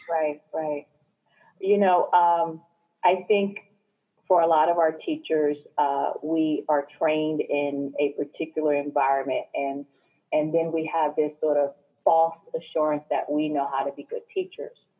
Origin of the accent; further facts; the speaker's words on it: New Jersey, United States; I was born and raised in New Jersey